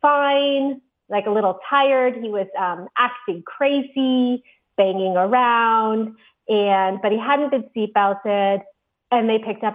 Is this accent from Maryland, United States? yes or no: yes; Maryland, United States; also born or lived in Baltimore; I grew up in Maryland, outside of DC, but I went to college in Baltimore.